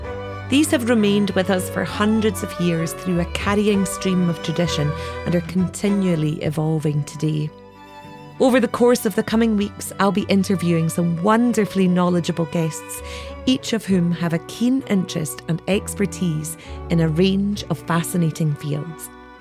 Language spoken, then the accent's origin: English; Isle of Skye, Scotland, United Kingdom; As a Gaelic singer myself, I have a lifelong affinity with the songs and stories that surrounded me growing up on the Isle of Skye